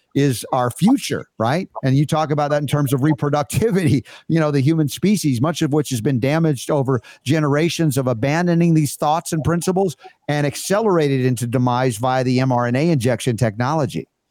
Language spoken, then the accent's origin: English; United States; here as an American